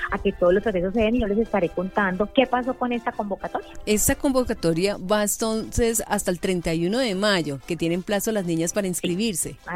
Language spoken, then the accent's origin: Spanish; Neiva, Huila, Colombia; y soy de Neiva, orgullosamente Pita.